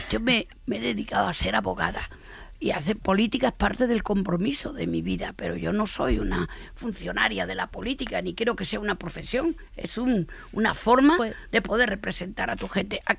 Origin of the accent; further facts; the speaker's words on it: Barcelona, Catalonia, Spain; Y mira que vengo de Barcelona, pues yo también le daría un zasca a alguno de esos